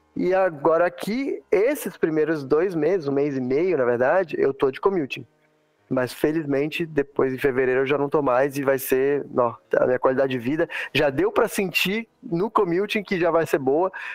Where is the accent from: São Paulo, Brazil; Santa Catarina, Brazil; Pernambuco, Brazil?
Santa Catarina, Brazil; also born or lived in Teresópolis, Rio de Janeiro, Brazil / Middle East; now in Texas, United States; eu sou do sul, né, velho? Sou de Santa Catarina